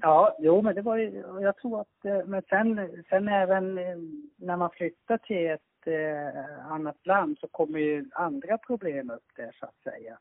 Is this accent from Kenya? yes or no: no; Lapland, Finland; Jag är uppvuxen i norra Finland, eh, tio mil norr om polcirkeln